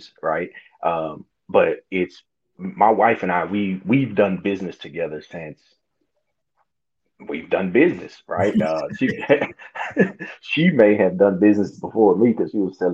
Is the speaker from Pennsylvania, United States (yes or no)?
no; Hazlehurst, Mississippi, United States; born and raised in Hazelhurst, Mississippi